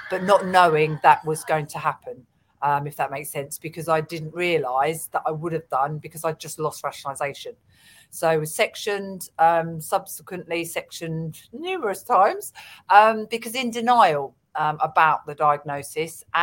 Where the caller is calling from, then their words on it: London, United Kingdom; I'm coming from London.